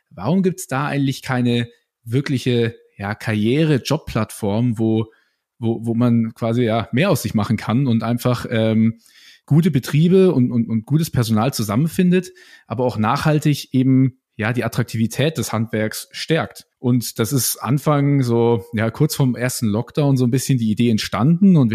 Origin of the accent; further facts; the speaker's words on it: Nuremberg, Bavaria, Germany; Äh, ich komme hier auch aus Nürnberg … 25 Jahre jetzt alt.